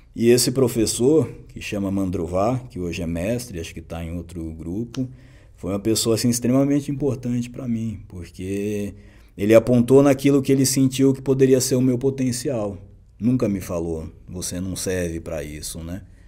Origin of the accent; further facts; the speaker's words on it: São Paulo, Brazil; also born or lived in Belo Horizonte / Botucatu; eu é, nasci lá, é, vim para cá com dois anos de idade, aqui em São Paulo chama Favela Monte Azul, é Zona Sul.